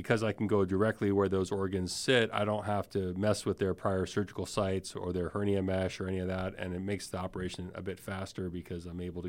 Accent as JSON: {"language": "English", "town": "Miami", "region": "Florida", "country": "United States", "said": "I'm originally from Miami, Florida."}